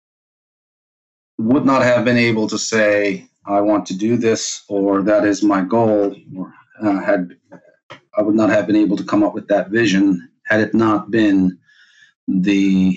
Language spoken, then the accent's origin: English; Turkey; also born or lived in Cyprus; I was born in Cyprus, raised in Turkey.